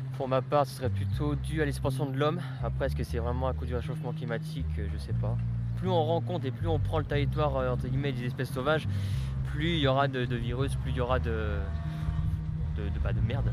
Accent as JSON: {"language": "French", "area": "Burgundy", "region": "Bourgogne-Franche-Comté", "country": "France", "moved": "yes", "lives_now": "Lyon, France", "said": "je suis originaire de Bourgogne, et à Lyon pour le, pour le boulot"}